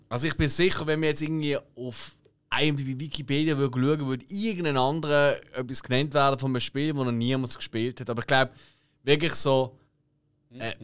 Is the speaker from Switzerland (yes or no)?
yes; Switzerland; wir Schweizer